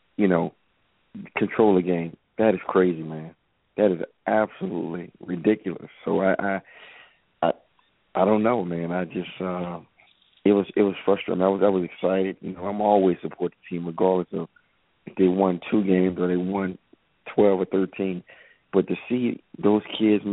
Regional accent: New Orleans, Louisiana, United States; now in Atlanta, United States; I'm from New Orleans. I live in Atlanta

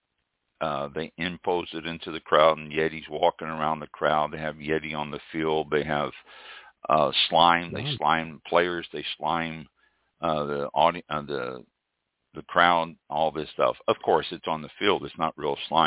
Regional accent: Kansas City, United States; moved away; also born or lived in San Francisco area, California; I'm from Kansas City. I'm a Kansas City fan

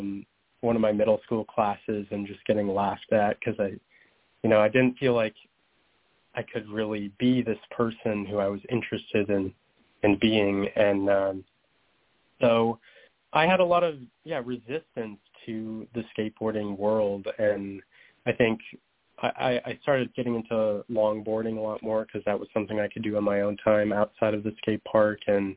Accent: Minnesota, United States; my experiences coming out in Montana to a group of friends there, and also my time growing up in Minnesota

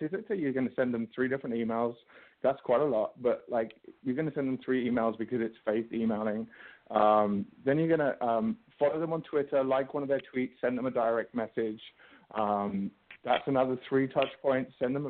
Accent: England, United Kingdom; Mr. Bean is my favorite because, you know, I'm English, so that works for me.

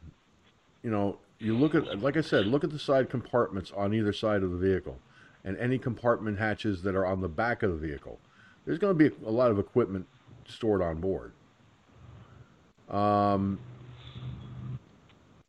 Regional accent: Peekskill, New York, United States; Peekskill, my hometown

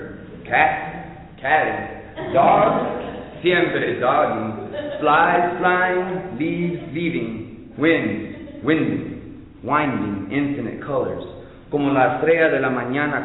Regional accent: El Paso, Texas, United States; now in Arlington, United States; I'm originally from El Paso. Live in Arlington

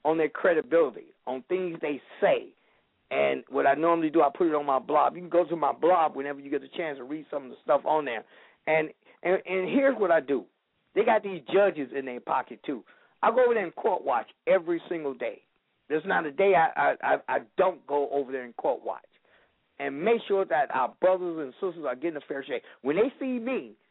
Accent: Chicago, Illinois, United States; moved away as an adult; now in Benton Harbor, United States; I was born and raised in Chicago. I went to John Marshall High School

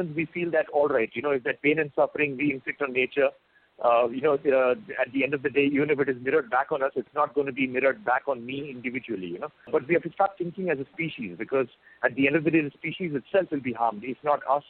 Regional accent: India; I've been brought up over here

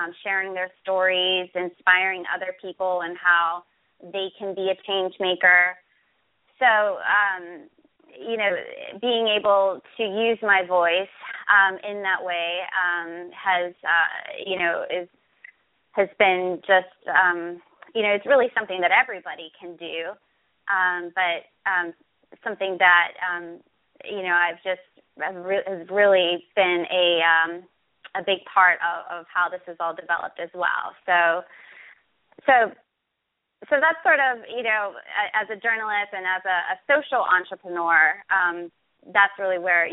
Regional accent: Pittsburgh, Pennsylvania, United States; I'm from Pittsburgh, Pennsylvania.

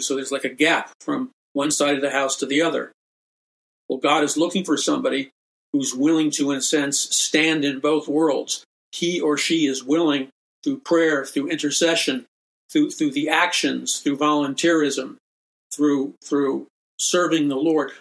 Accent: New York City, New York, United States; I grew up in New York City, taking the subways, being in an urban environment

